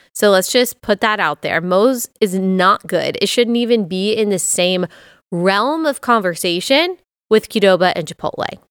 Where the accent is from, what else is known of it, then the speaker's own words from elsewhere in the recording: Texas, United States; moved away as an adult; also born or lived in Athens, Georgia / Greenville, South Carolina; as someone who was born and raised in Texas